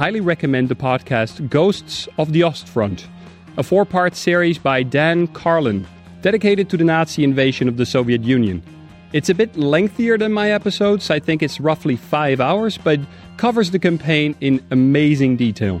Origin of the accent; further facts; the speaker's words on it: Amsterdam, North Holland, Netherlands; now in Berlin, Germany; Amsterdam, my hometown.